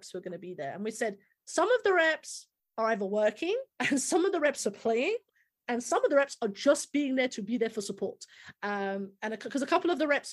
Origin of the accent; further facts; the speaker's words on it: United Kingdom; as a Brit